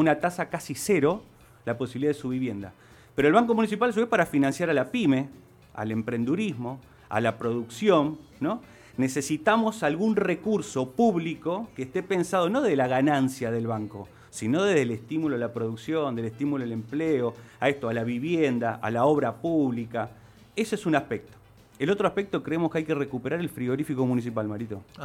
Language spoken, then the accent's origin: Spanish; Ciudadela, Santa Fe, Argentina; Yo nací en Ciudadela, te diría, precisamente en barrio Esneida, Ajá. Ahí crecí hasta los 13 años